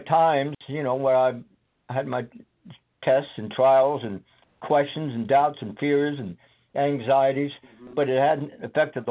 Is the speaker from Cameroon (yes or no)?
no; Scotland, United Kingdom; now in United States; I was born and raised in Scotland.